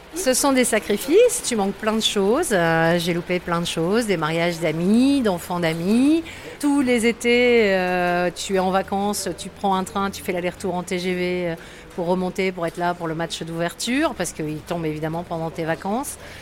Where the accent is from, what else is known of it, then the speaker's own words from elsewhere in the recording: Lambersart, Hauts-de-France, France; j'ai grandi à Lambersart